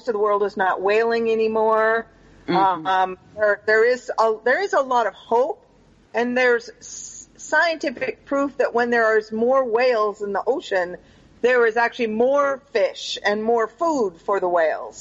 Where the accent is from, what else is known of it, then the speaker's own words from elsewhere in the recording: Pacific Northwest, United States; moved away; also born or lived in Panama; I grew up in the Pacific Northwest